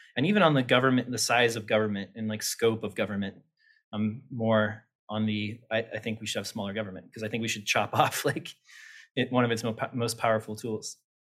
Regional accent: Topeka, Kansas, United States; also born or lived in Lawrence, Kansas; I grew up in Topeka, Kansas, capital of Kansas

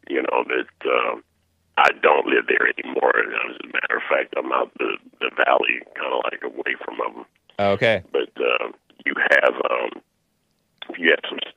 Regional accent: San Francisco, California, United States; I was raised in San Francisco

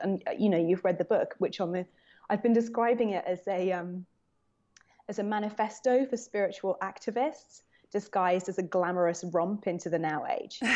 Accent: London, United Kingdom; moved away as an adult; now in New York, United States; growing up as a Londoner

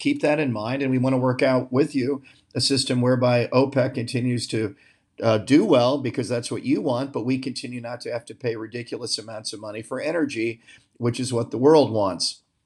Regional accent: United States; the founders of my country

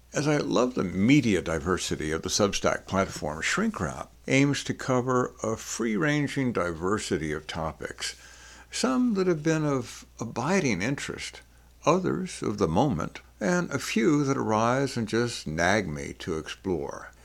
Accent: New Orleans, Louisiana, United States; I grew up in New Orleans

